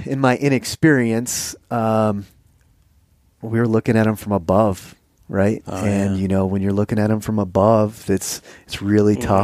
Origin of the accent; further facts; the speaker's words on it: Michigan, United States; I grew up hunting whitetails in Michigan